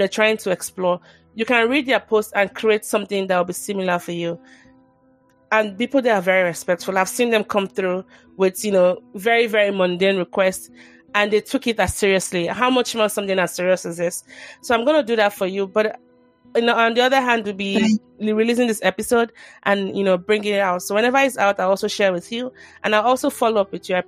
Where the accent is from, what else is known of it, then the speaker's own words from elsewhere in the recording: Nigeria; I'm from Nigeria